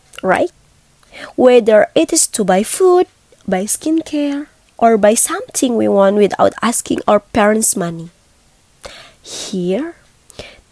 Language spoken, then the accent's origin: English; Bandung, West Java, Indonesia; I'm from Bandung